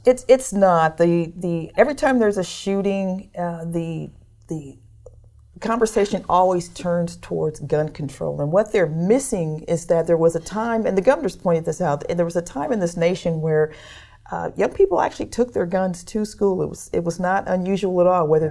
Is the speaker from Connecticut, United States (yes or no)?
no; Detroit, Michigan, United States; now in Kentucky, United States; I was growing up in Detroit